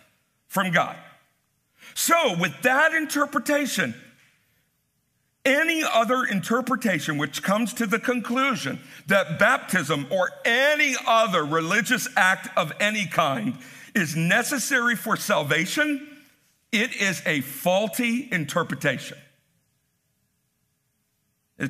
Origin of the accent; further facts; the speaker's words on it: United States; as American Christians